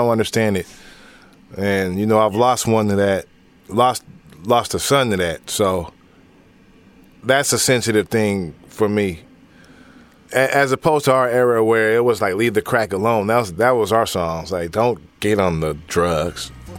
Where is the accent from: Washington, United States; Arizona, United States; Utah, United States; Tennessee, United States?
Washington, United States; Seattle; Central District, Valley.